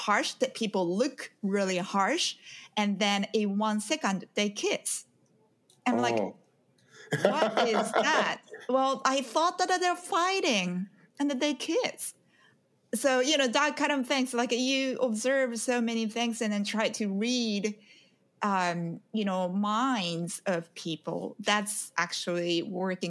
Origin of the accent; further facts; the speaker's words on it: Japan; moved away as an adult; now in New York City, United States; I'm originally from Japan